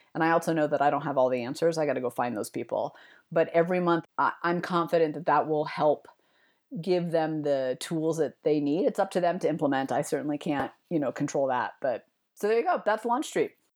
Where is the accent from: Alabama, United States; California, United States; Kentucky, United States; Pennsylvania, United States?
California, United States; East Bay; now in Denver, United States; I grew up in the East Bay